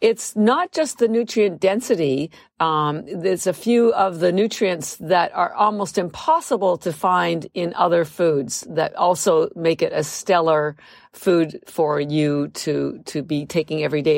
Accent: Canada; moved away as an adult; now in United States; I'm actually Canadian, but I am, I've lived in the United States for thirty-three years.

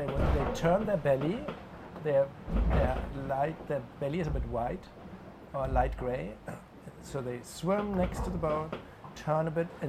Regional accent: Oldenburg, Lower Saxony, Germany; my hometown, Oldenburg

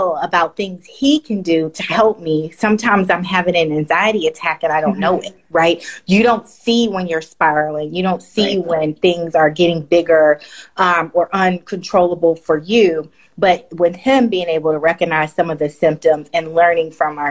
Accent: the South, United States; as a Black woman, you know, growing up in the South

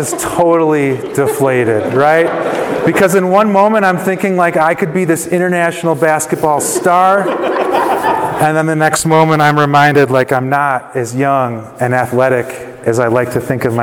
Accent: Chicago, Illinois, United States; I grew up in Chicago

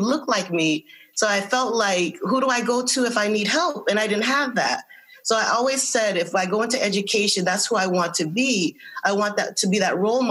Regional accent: Windsor, Connecticut, United States; also born or lived in Hartford, Connecticut; I am born in Hartford. I grew up in Windsor.

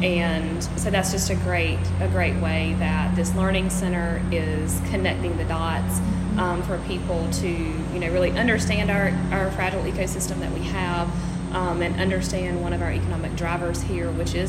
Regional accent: Thomasville, Georgia, United States; I'm from Thomasville. I live here.

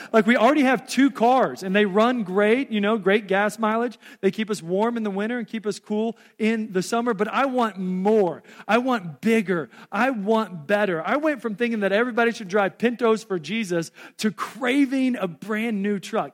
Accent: Texas, United States; also born or lived in Omaha, Nebraska; now in Council Bluffs, United States; I was born and raised in Texas.

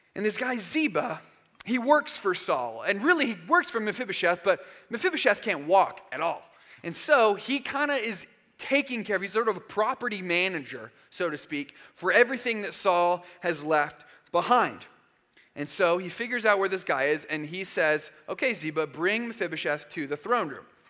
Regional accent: Arizona, United States; moved away as an adult; also born or lived in Georgia; when I was a freshman in college, I moved from Arizona to Georgia. And so I went from knowing a ton of people where I grew up in Arizona

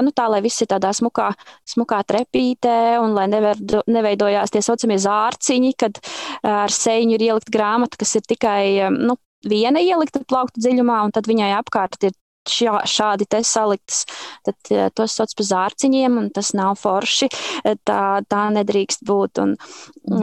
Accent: Zemgale, Latvia; es tiešām kā zemgaliete

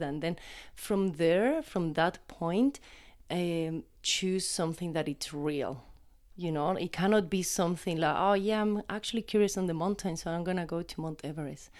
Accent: Chile; moved away; I grew up in the Atacama Desert

